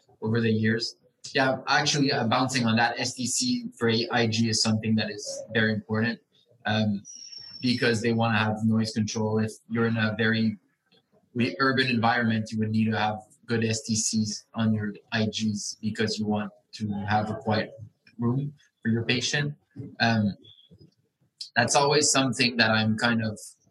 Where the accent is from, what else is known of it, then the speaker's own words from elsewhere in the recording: Quebec, Canada; I'm from Quebec